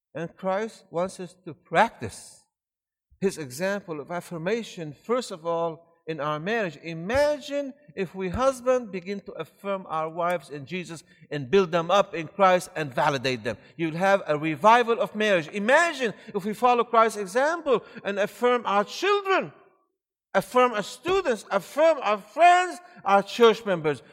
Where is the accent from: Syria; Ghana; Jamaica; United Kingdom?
Syria; born or raised there; also born or lived in Maryland, United States / Michigan, United States; now in Georgia, United States